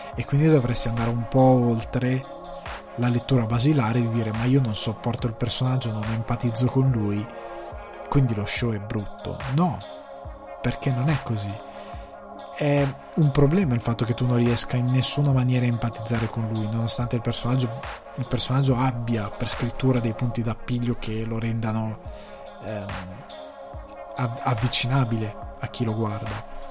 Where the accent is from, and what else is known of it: Italy; now in Ireland